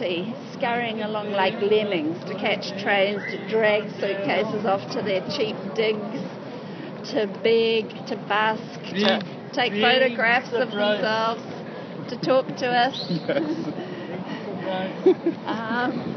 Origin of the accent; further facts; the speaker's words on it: Christchurch, Canterbury, New Zealand; moved away as an adult; now in Wellington, New Zealand; I come from Christchurch, which is a city now flattened by an earthquake. All of the places that were the church where I was christened, where I was married, where I buried my parents from is down on the ground